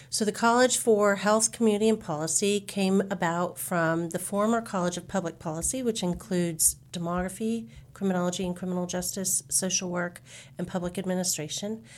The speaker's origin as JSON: {"language": "English", "town": "Jacksonville", "region": "Florida", "country": "United States", "tie": "born or raised there", "moved": "yes", "lives_now": "San Antonio, United States", "said": "I was born and raised in Jacksonville, Florida, so I like to say I'm an I ten girl from way back"}